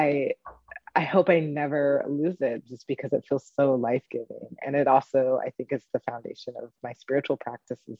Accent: Pacific Northwest, United States; I grew up in the Pacific Northwest

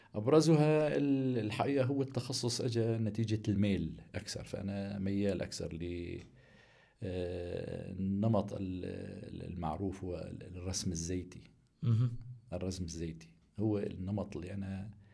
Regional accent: Aleppo, Aleppo Governorate, Syria; من مواليد حلب عام 1963

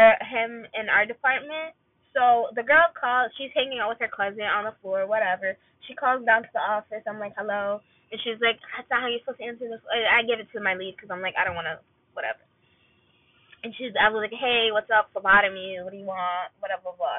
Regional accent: Palestine; I was from Palestine.

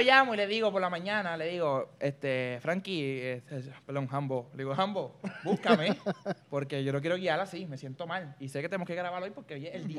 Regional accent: Puerto Rico; Yo soy el primer puertorriqueño oficial

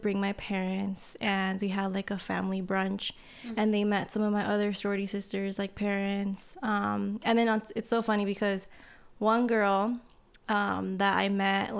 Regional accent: Corona, California, United States; moved away as an adult; also born or lived in Santa Ana, California; now in San Diego, United States; I'm from Santa Ana, but I grew up in Corona, Norco area

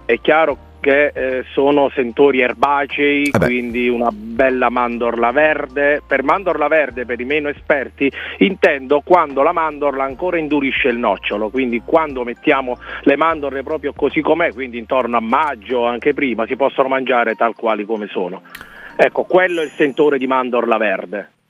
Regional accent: Abruzzo, Italy; da buon abruzzese

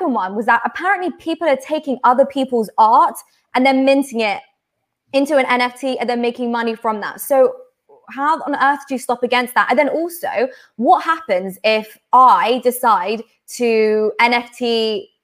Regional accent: London, United Kingdom; I'm from London. I've never felt a connection with London at all

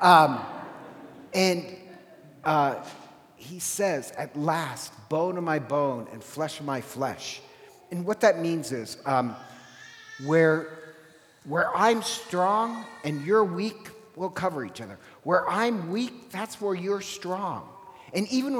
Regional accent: Ireland; I'm Irish

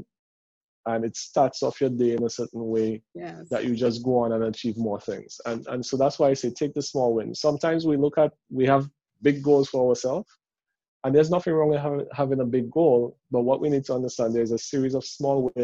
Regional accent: Dominica; I'm from Dominica.

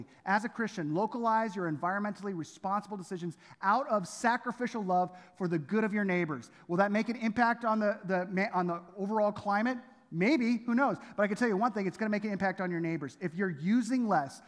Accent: Southern California, United States; Domingo and I, we grew up in Southern California

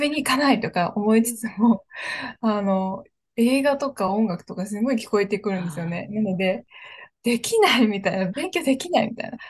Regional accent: Japan; 日本っていうリッチなこう文化とか伝統があるっていう、せっかくのそういう環境の中で、だからこそ、そういうところで育ってきた

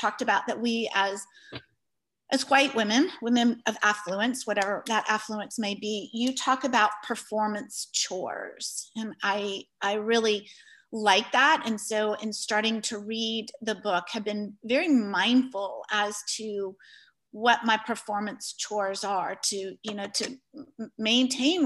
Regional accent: United States; we as American white women

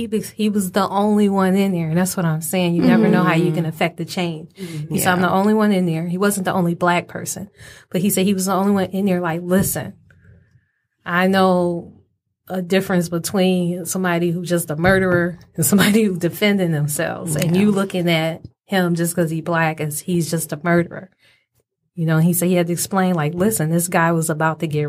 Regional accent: Detroit, Michigan, United States; We're from Detroit

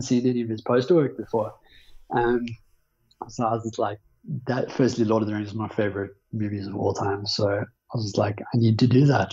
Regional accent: Johannesburg, Gauteng, South Africa; born and raised in Johannesburg.

